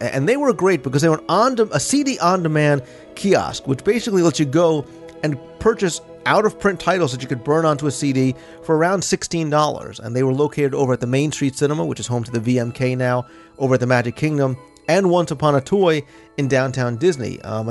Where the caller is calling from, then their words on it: Netherlands; I'm from the Netherlands, and we don't tip anybody. I know in the USA a 15% tip is considered normal, but how do you leave it behind for housekeeping?